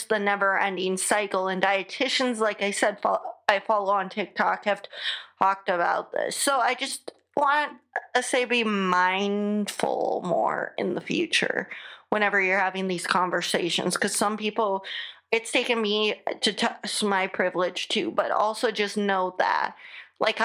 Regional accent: United States; accent: American; my American accent

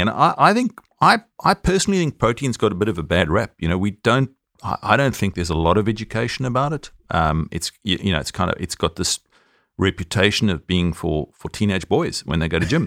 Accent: South Africa; accent: South African

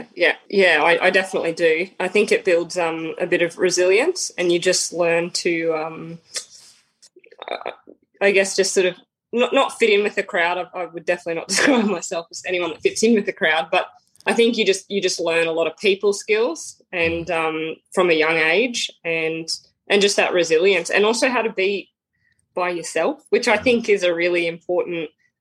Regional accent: Brisbane, Queensland, Australia; born there; also born or lived in Victoria; So I was born in Brisbane. And I just moved around. We moved around a lot as a kid, so I just lived all up and down the East Coast, like North Queensland, all the way through down to Victoria

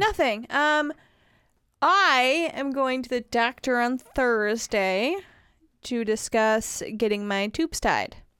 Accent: Wisconsin, United States; accent: northern; moved away; when I go up north. I get my northern accent.

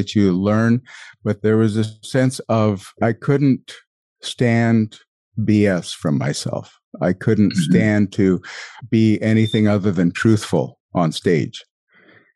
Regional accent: a small town outside of Billings, Montana, United States; moved away as an adult; I was from a small town outside of Billings

